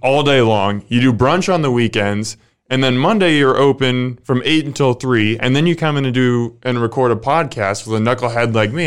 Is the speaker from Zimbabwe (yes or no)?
no; Omaha, Nebraska, United States; I'm from Omaha, I love Omaha